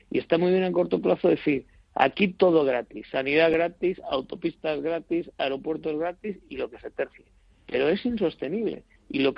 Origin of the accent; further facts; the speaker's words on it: Spain; Porque estamos en el mes 8 y si como los españoles llevamos a, entonarnos el 15 de septiembre y tenemos los puentes de diciembre, pues nos queda dos, dos meses y medio para terminar el año.